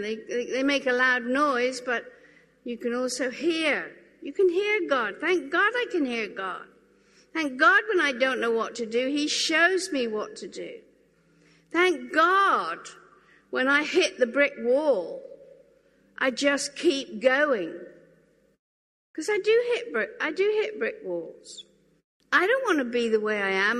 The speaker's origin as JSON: {"language": "English", "area": "Norfolk Broads", "region": "East of England", "country": "United Kingdom", "tie": "born or raised there", "said": "I grew up on the Norfolk Broad, so rowing was like a kind of a given."}